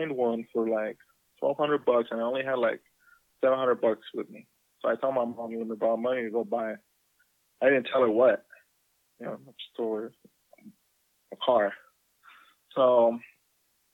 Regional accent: Guadalajara, Jalisco, Mexico; moved away; as I grew up in Guadalajara

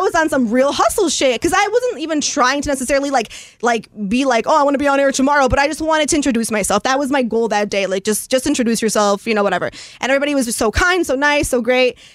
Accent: Chicago, Illinois, United States; also born or lived in Los Angeles; I grew up in Chicago, so I'm from here, like Southside Midway area

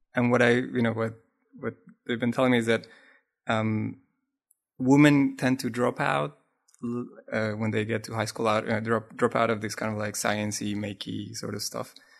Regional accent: Colombia; first language Spanish; English is a second language; now in Los Angeles, United States; I was born in South America, in Colombia in particular.

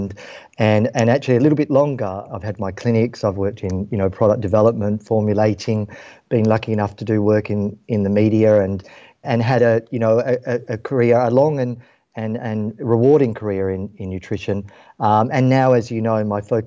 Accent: Western Australia, Australia; Growing up in Australia, and Western Australia in particular

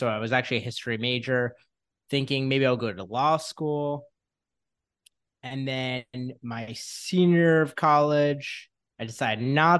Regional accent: New York, United States; So I grew up in Westchester, New York, with my parents and my brother, and went to undergrad at Syracuse University.

